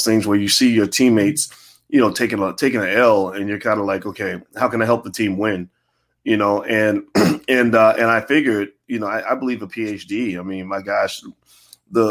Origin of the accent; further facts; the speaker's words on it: Louisville, Kentucky, United States; Born and raised in Louisville, Kentucky.